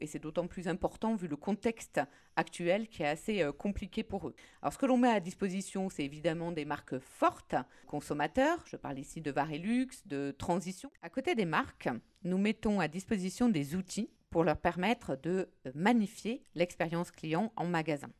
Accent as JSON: {"language": "French", "country": "France", "said": "en tant que Français"}